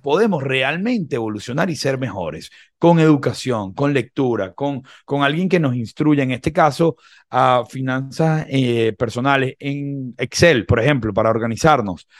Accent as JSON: {"language": "Spanish", "country": "Venezuela", "said": "Nosotros como venezolanos"}